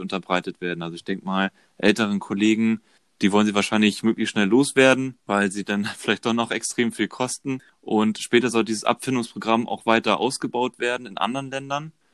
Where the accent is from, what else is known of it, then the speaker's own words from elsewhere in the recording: Germany; bei uns in Deutschland